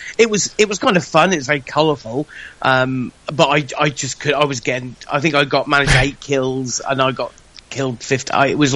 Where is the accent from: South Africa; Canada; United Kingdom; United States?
United Kingdom; I'm British.